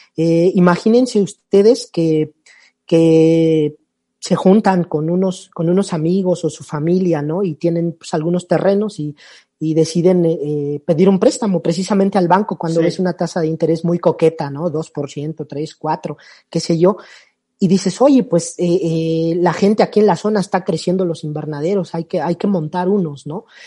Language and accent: Spanish; Mexico; also born or lived in Panama; soy eh, mexicano